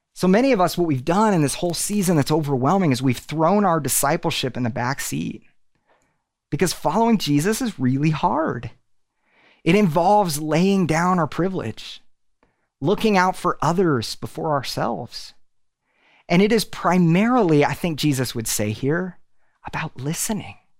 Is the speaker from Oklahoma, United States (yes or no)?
yes; Tulsa, Oklahoma, United States; moved away as an adult; now in Nashville, United States; We are originally from Tulsa